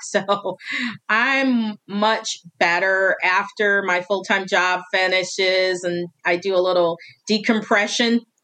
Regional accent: Northwestern Indiana, United States; now in Eastern Tennessee, United States; the town is my hometown, it's based on my hometown

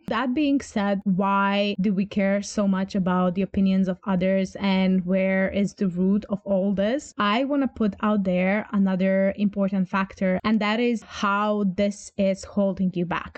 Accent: Croatia; English is a second language; I am from Croatia, meaning from the Balkans

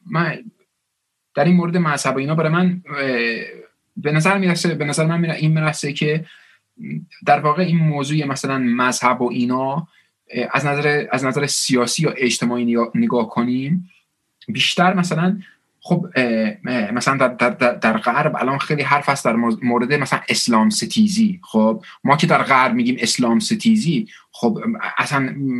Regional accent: Bradford, Yorkshire and the Humber, United Kingdom; Persian is a second language; also born or lived in Scotland; now in Manchester, United Kingdom; تو شمال انگلیس به اسم برادفورد بزرگ شدم

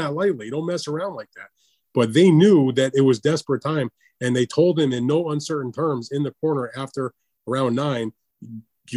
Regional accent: United States; as an American

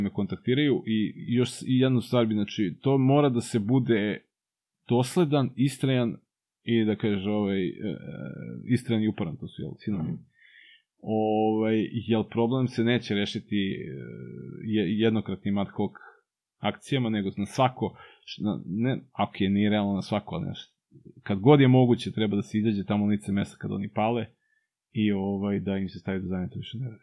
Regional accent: Belgrade, Serbia; kod nas na Novom Beogradu imamo specifičan, da. specifičan problem

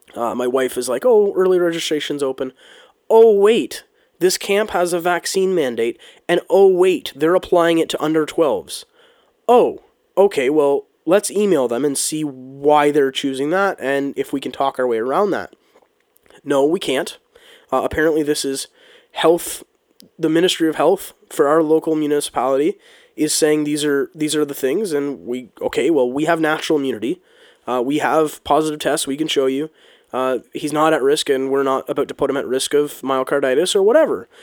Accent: Canada; as a Canadian and as, as a country boy

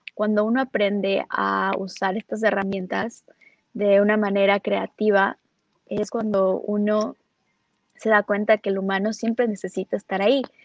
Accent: Ecuador; moved away as an adult; also born or lived in Los Angeles; yo soy de Ecuador, y empecé con, con, los datos y con marketing desde que empecé un negocio cuando estudiaba en Ecuador

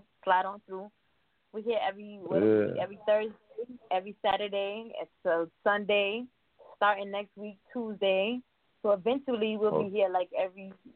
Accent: New York City, New York, United States; I'm from Queens, New York

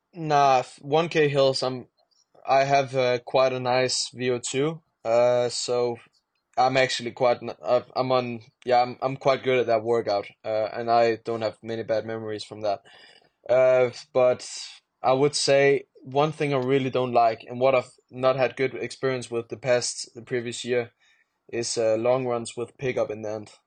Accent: Denmark; English is a second language; I am from Denmark

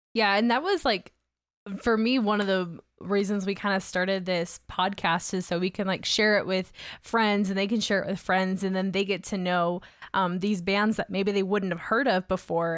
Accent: Augusta, Georgia, United States; now in Salt Lake City, United States; where I grew up in Georgia, which, it was Augusta

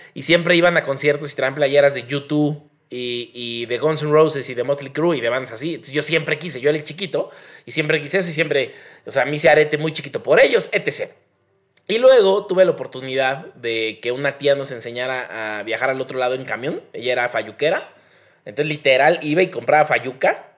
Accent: Mexico

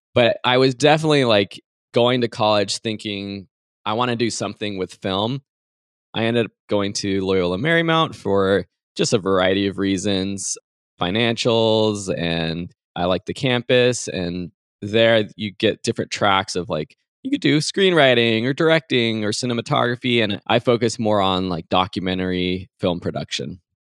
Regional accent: San Dimas, California, United States; I am from outside Los Angeles in a town called San Dimas.

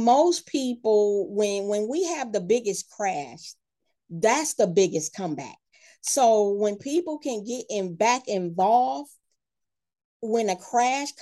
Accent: Michigan, United States; moved away as an adult; also born or lived in Georgia; when I moved back to Michigan, this is my hometown

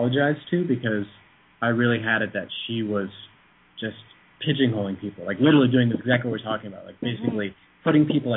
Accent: Vermont, United States; moved away; I'm from Vermont originally

